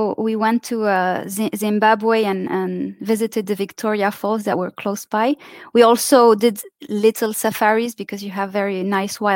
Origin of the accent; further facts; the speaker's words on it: Saudi Arabia; moved away as an adult; also born or lived in Lebanon / France; I was three. So I grew up in Saudi Arabia, actually. Those are my childhood memories, not so much Lebanon.